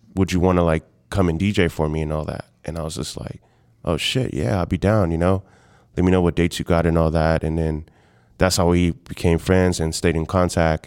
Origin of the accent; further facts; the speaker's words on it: Houston, Texas, United States; moved away as an adult; also born or lived in San Antonio, Texas; now in Austin, United States; born and raised in Houston